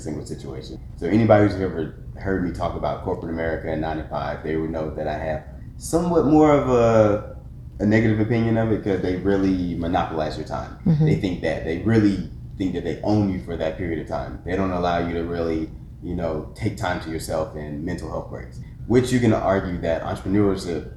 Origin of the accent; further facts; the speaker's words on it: Atlanta, Georgia, United States; Atlanta native, born and raised in Stonecrest, Lithonia, Decatur area